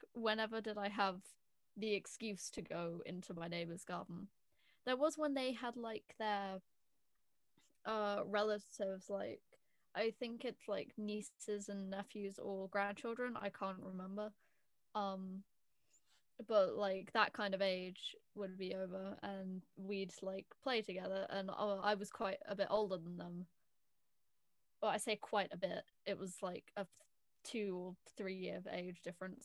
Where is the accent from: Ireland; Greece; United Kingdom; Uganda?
United Kingdom; I'm British